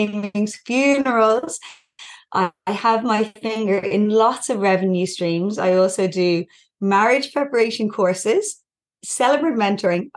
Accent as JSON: {"language": "English", "country": "Ireland", "accent": "Irish", "moved": "as an adult", "lives_now": "Newcastle, Australia", "said": "I'm Irish, as you can probably hear from my accent."}